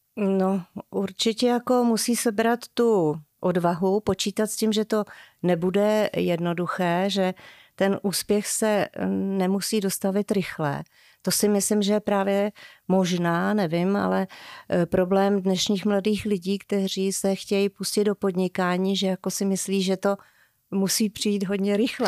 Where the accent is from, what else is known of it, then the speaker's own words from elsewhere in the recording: Dobříš, Central Bohemian Region, Czechia; moved away as an adult; now in Čimelice, Czech Republic; Já jsem se narodila na Dobříši